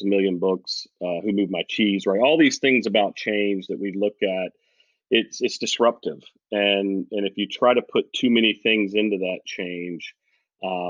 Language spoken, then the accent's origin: English; the South, United States; we're from the South